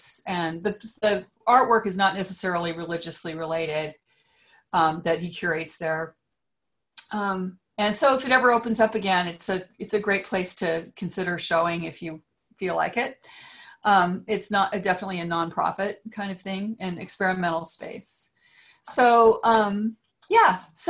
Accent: Great Plains, United States; now in California, United States; growing up on the Great Plains, I didn't have a lot of other things

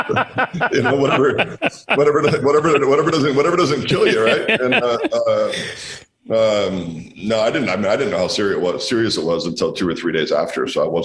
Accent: Walla Walla, Washington, United States; we're out here making wine in my hometown in Walla Walla.

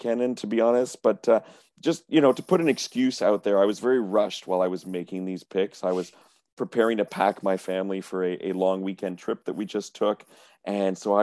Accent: Montreal, Quebec, Canada; I'm from Montreal.

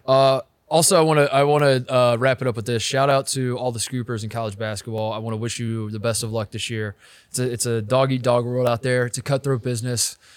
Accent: Indiana, United States; also born or lived in Ohio; growing up in Indiana

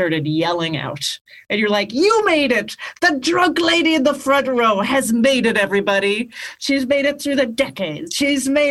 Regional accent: Canada; moved away; I grew up in Canada and I started stand-up in Canada

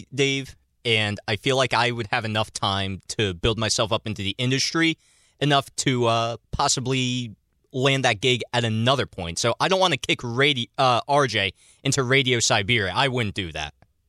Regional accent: Central New Jersey, United States; I am from Central New Jersey.

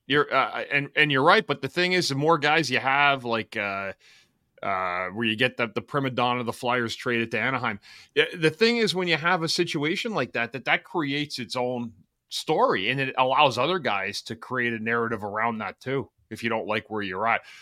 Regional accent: Ottawa, Ontario, Canada; I'm from Ottawa.

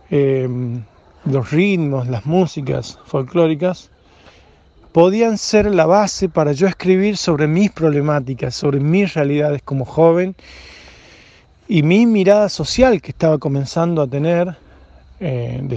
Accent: Frías, Santiago del Estero, Argentina; born there; Vos sabés que yo tengo origen eh, por madre y por padre catamarqueños y mi mamá eh, se fue a trabajar a Fría y ahí nacimos con mi hermano, nacimos santigueños, pero toda mi sangre eh, es de, de origen catamarqueño.

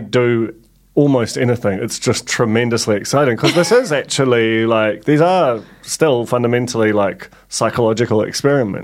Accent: England, United Kingdom; I am English too

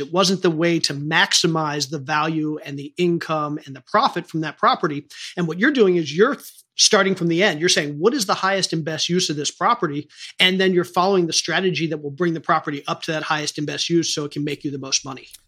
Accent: Maryland, United States; I grew up in Maryland.

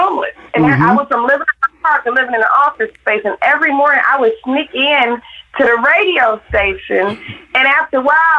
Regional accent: Detroit, Michigan, United States; Growing up in Detroit, it was over 80% black growing up there.

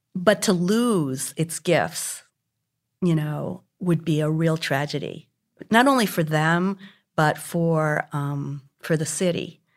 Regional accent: Hartford, Connecticut, United States; now in Houston, United States; when I was about eleven, and growing up in Hartford, Connecticut, outside of Hartford

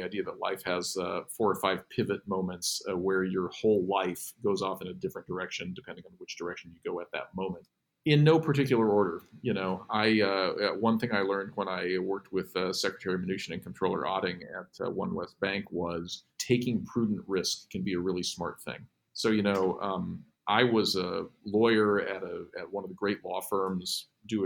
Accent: Pueblo, Colorado, United States; I'm from Pueblo, Colorado

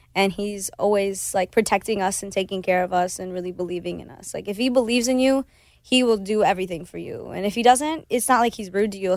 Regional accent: Cleveland, Ohio, United States; first language Spanish; English is a second language; moved away; Spanish is my first language, but I grew up in Cleveland where no one really speaks Spanish

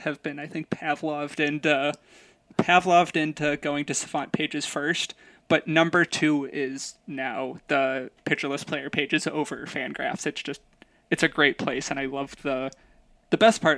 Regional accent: Chicago, Illinois, United States; I'm from Chicago

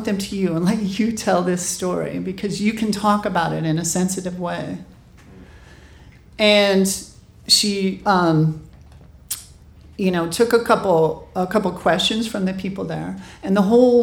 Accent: Montana, United States; born or raised there; moved away as an adult; also born or lived in New York / San Francisco

